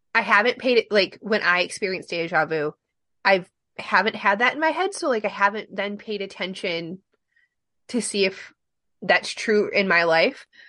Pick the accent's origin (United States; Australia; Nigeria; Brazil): United States; Michigan; we're not from Ohio, we're from Michigan